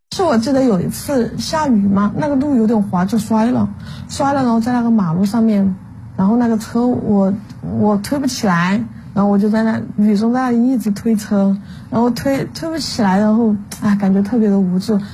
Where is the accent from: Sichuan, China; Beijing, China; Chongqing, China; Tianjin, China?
Chongqing, China; 我们重庆人也很耿直，就有那种江湖豪情的感觉